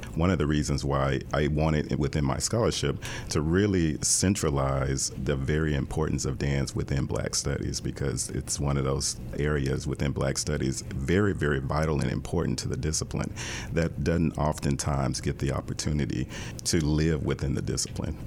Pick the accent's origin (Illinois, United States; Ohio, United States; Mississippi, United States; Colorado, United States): Mississippi, United States; Jackson; moved away; I grew up in Jackson, Mississippi